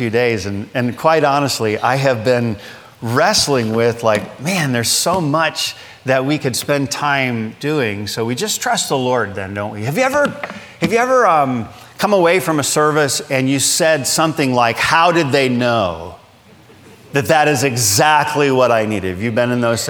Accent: Michigan, United States; moved away as an adult; now in Pensacola, United States; I grew up in Michigan

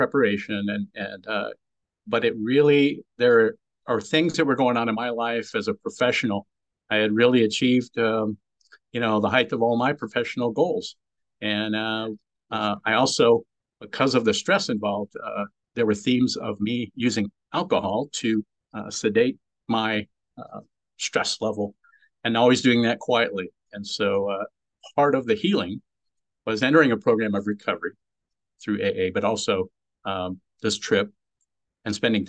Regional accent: California, United States; I grew up in California

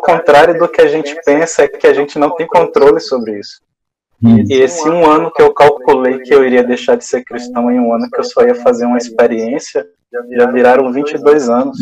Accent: interior of Bahia, Brazil; moved away as an adult; now in Salvador, Brazil; Sou do interior da Bahia, mas moro em Salvador. Já há 22 anos também, vim para cá estudar

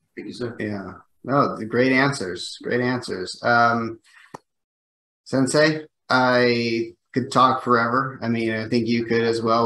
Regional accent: United States; I'm an American

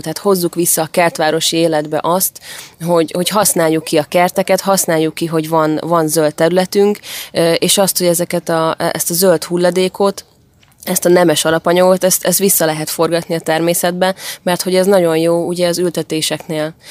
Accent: Érd, Pest, Hungary; a Sasvárosi részen is, ahol én felnőttem

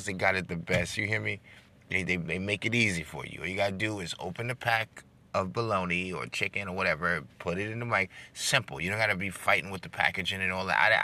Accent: New York, United States; I'm from New York

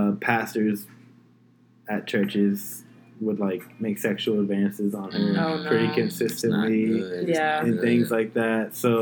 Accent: South Florida, United States; also born or lived in Houston, Texas; now in Austin, United States; I'm originally from South Florida, but I lived in Texas for a long time.

